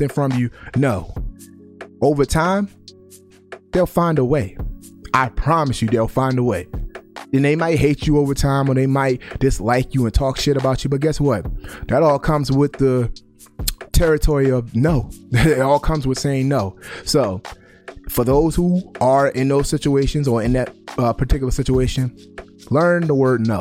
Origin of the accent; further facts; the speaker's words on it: Baltimore, Maryland, United States; I grew up in Baltimore